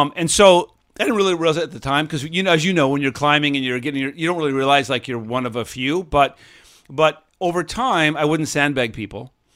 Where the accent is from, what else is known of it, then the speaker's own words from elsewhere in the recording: Seattle, Washington, United States; when I was growing up in Seattle